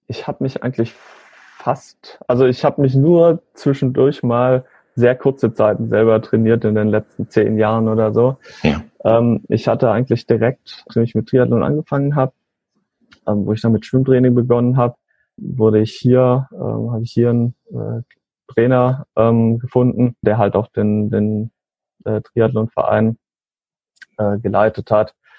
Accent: Northern Black Forest, Calw region, Baden-Württemberg, Germany; ich komme äh, so aus dem Nordschwarzwald äh, in der Region Kalf

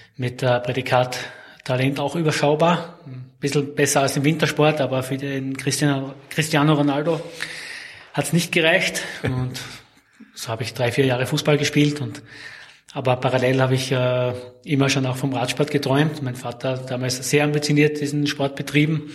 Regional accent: Graz, Styria, Austria; geboren und aufgewachsen bin ich in Graz, beziehungsweise in der Nähe von Graz

